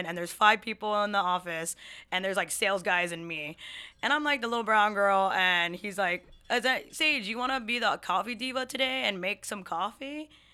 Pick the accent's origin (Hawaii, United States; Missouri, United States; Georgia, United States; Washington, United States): Hawaii, United States; moved away as an adult; now in Seattle, United States; I'm a twenty-seven-year-old native Hawaiian Filipino Chinese woman, uh, who moved to Seattle five years ago